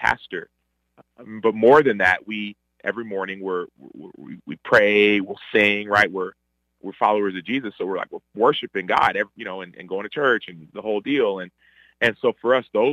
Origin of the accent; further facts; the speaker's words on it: Dallas, Texas, United States; also born or lived in Chicago; they moved to Texas, and my other sister was born in Texas, in Dallas, and I was born in Dallas as well.